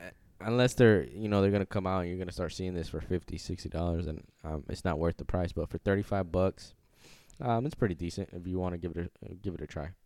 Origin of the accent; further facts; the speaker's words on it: Tampa, Florida, United States; I'm from Tampa, Florida